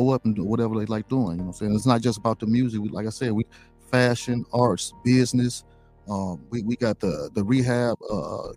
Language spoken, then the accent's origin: English; Chicago, Illinois, United States; also born or lived in West Side, Chicago; I was born in Roseland, went out west for a long time, then back to Roseland